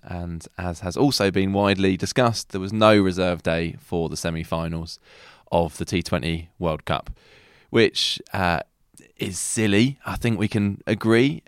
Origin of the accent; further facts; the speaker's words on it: England, United Kingdom; we are English